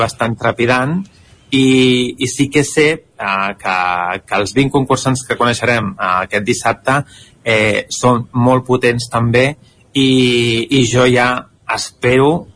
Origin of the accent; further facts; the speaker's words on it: Barcelona, Catalonia, Spain; accent: city Catalan; Jo sóc de Barcelona